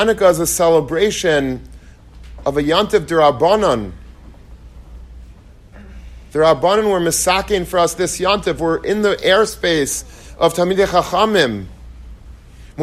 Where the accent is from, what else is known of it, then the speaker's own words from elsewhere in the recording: Long Beach, New York, United States; I grew up in Long Beach, and that's where I went to yeshiva